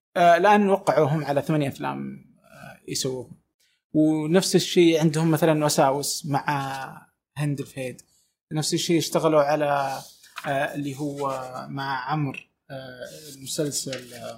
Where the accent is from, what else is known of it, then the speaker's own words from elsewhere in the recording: Saudi Arabia; انا من السعوديه